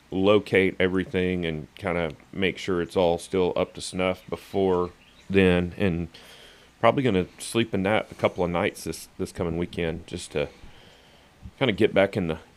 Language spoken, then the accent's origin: English; Louisiana, United States; I grew up in Louisiana